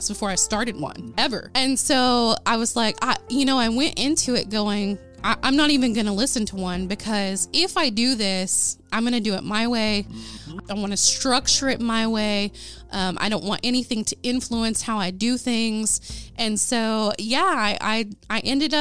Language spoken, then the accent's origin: English; Ada, Oklahoma, United States; my hometown of Ada, Oklahoma.